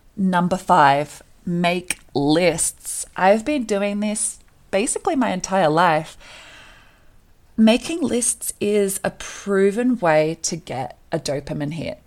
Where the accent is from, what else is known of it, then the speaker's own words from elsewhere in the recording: Australia; moved away as an adult; now in Colorado, United States; I was born and raised in Australia